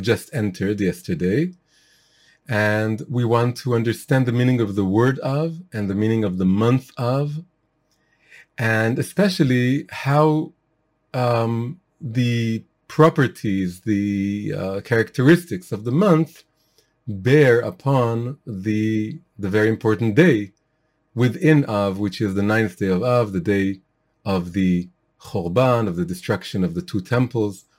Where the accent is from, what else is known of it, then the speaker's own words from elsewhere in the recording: Israel; I was born in Israel, I'm Israeli